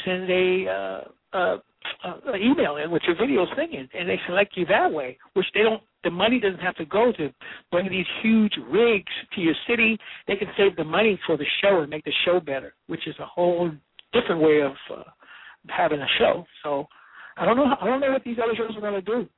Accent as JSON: {"language": "English", "region": "New York", "country": "United States", "said": "I'm in San Francisco, the city of my choice right now. I'm from New York"}